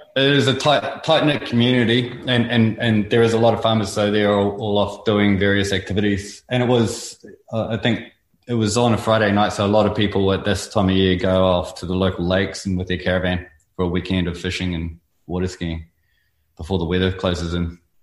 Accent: North Island, New Zealand; moved away as an adult; also born or lived in Invercargill, New Zealand; now in Australia; we moved up to the North Island where I went to school and lived over there for a long time until I came over on a surf trip

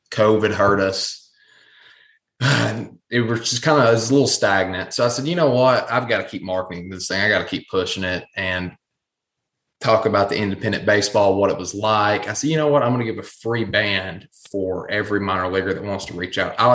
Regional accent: East Tennessee, United States; And I'm from East Tennessee.

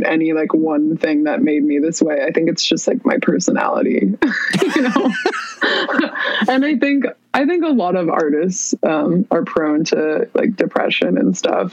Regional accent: Palo Alto, California, United States; I grew up in the Bay Area in Palo Alto, California

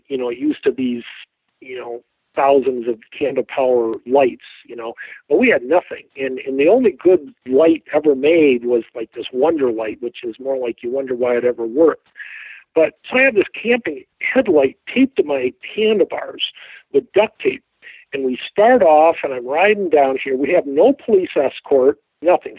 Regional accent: Midwest, United States; I was from the Midwest.

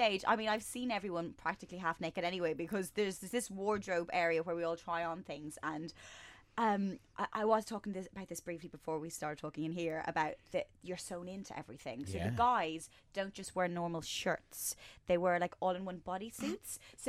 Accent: Ireland; Yeah, I mean, I'm Irish. I'm incredibly fair.

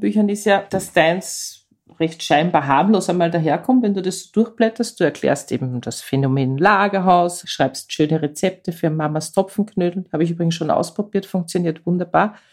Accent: Austria; unserem Land

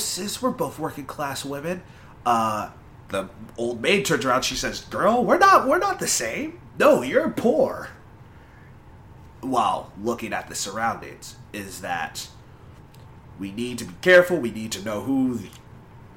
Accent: United States; I am American. Yes, I am

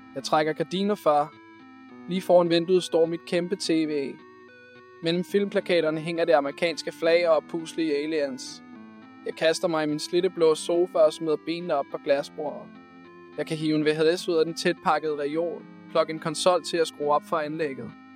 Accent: Copenhagen, Capital Region of Denmark, Denmark; Jeg er born and raised i København K, og mine forældre var skolelærer

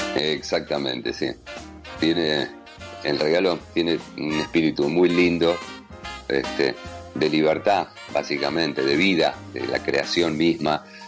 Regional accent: Buenos Aires, Argentina; moved away as an adult

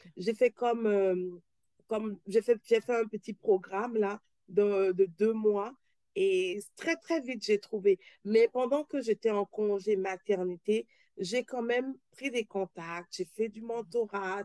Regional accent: Benin; moved away as an adult; also born or lived in Paris, France / Quebec, Canada; now in Toronto, Canada; je suis née, j'ai grandi au Bénin

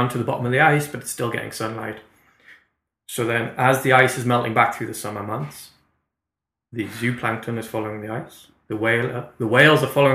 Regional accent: Newcastle upon Tyne, North East England, United Kingdom; moved away as an adult; now in Canada; I'm from Newcastle, we're at 55 degrees north

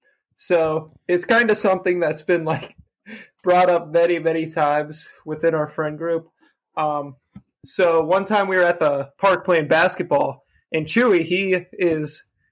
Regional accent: Wadsworth, Ohio, United States; moved away as an adult; now in Cincinnati, United States; Okay. I'm from Wadsworth, Ohio, same as Jason. We actually went to the same high school and everything

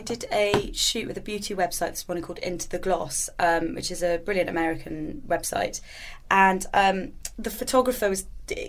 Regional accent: United Kingdom; we're British

